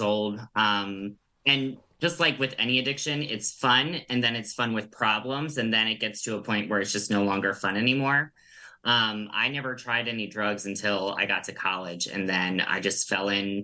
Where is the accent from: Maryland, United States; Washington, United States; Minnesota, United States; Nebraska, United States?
Maryland, United States; Bowie; I grew up in Bowie